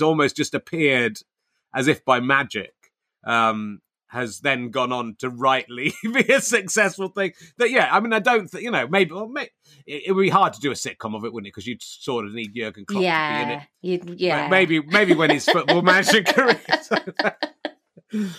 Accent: Cheddar, South West England, United Kingdom; now in Hertfordshire, United Kingdom; I was brought up in Cheddar

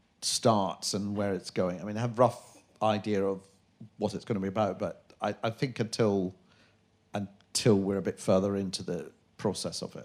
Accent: Glasgow, Scotland, United Kingdom; I'm from Glasgow

